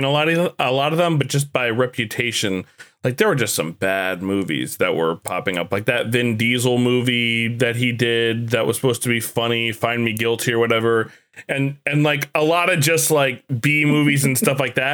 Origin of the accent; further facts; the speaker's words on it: New York City, New York, United States; moved away; also born or lived in Ohio; I was from Brooklyn